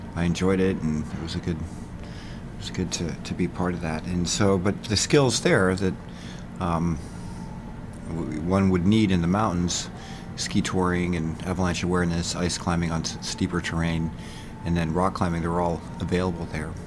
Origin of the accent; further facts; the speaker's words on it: San Francisco, California, United States; also born or lived in Utah; now in Bozeman, United States; I was born in San Francisco, um, lived in California